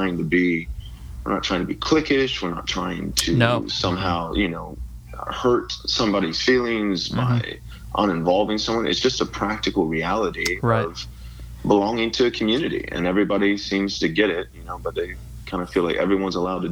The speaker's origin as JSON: {"language": "English", "region": "Texas", "country": "United States", "accent": "Southern", "said": "I have an accent that was cultivated in the fires of shame from being a Texan, wanting to be taken seriously by the liberals in California. So I tried very hard to get rid of my Southern accent"}